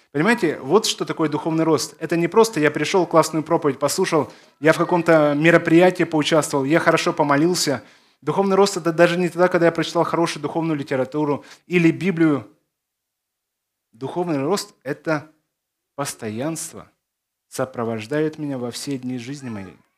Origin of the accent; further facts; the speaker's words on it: Belarus; born there; also born or lived in Zakarpattia; Мое детство прошло в Закарпатье. Родился я в Беларуси, но на лето меня сдавали э, в Закарпатье как дешевую рабочую силу.